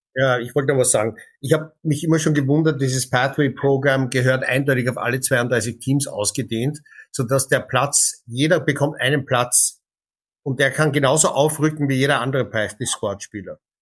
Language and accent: German; Canada; moved away; als gebürtiger Kanadier